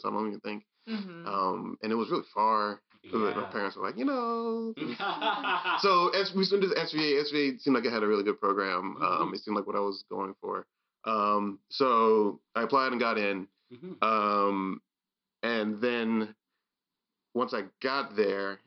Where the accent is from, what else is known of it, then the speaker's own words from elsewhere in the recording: Maryland, United States; I'm from Maryland